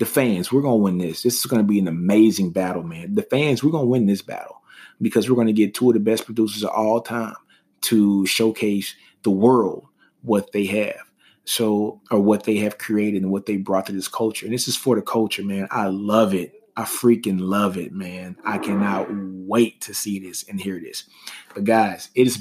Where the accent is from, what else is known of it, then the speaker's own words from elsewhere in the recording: Shreveport, Louisiana, United States; a kid from Shreveport, Louisiana